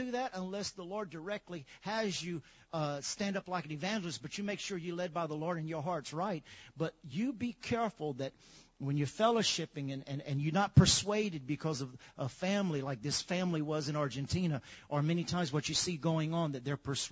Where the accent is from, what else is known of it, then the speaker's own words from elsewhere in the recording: Lafayette, United States; growing up in Lafayette